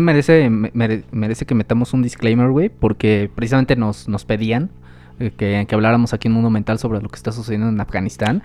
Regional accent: Mexico; somos conocidos los mexicanos

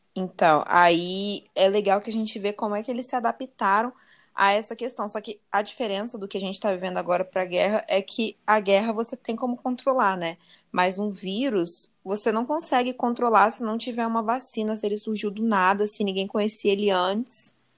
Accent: Brazil; como brasileiras

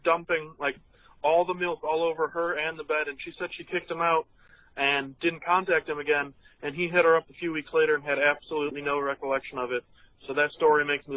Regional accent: Chicago, Illinois, United States; also born or lived in Memphis; we're from Chicago

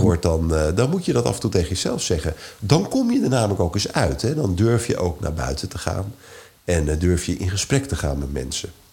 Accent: Netherlands

